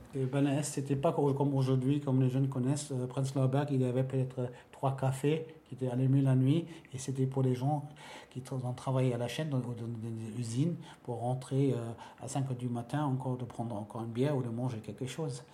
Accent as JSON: {"language": "French", "region": "Berlin", "country": "Germany", "said": "chez nous, à Berlin-Ouest"}